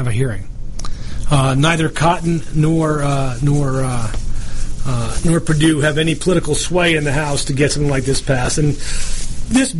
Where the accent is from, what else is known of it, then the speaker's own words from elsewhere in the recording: New York, United States; I'm from New York